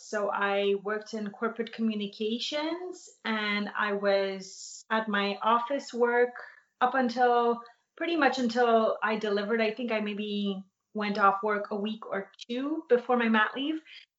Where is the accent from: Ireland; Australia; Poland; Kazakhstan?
Poland; born there; because I was born in Poland and I had a lot of family there, we went there constantly.